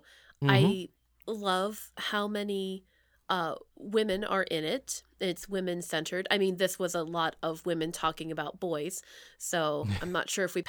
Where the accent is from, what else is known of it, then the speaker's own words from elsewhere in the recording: Bellefonte, Pennsylvania, United States; This is in central Pennsylvania. This is in Belfont, my hometown.